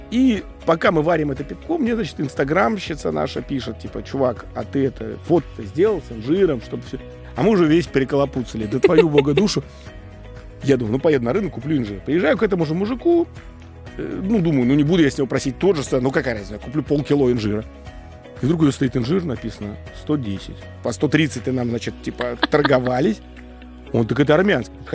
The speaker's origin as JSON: {"language": "Russian", "region": "Moscow", "country": "Russia", "moved": "yes", "lives_now": "Yevpatoria, Ukraine", "said": "я из Москвы"}